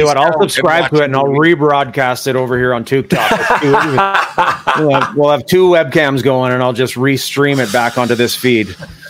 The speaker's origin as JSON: {"language": "English", "town": "Thunder Bay", "region": "Ontario", "country": "Canada", "tie": "born or raised there", "said": "growing up in Thunder Bay"}